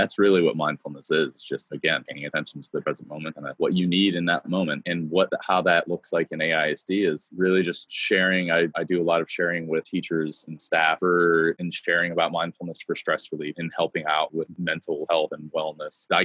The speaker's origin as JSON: {"language": "English", "town": "Cleveland", "region": "Ohio", "country": "United States", "lives_now": "Texas, United States", "said": "I am not a native Texan. I've been here for 19, going on 19 years, uh, but I'm proud proudly from Cleveland, Ohio."}